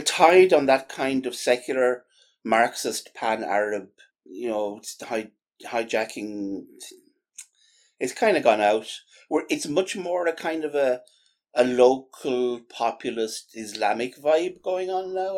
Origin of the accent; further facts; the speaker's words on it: Ireland; an Irish Catholic